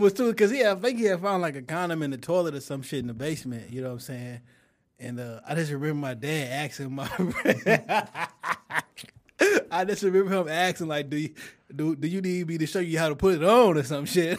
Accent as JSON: {"language": "English", "town": "Detroit", "region": "Michigan", "country": "United States", "said": "I'm from Detroit"}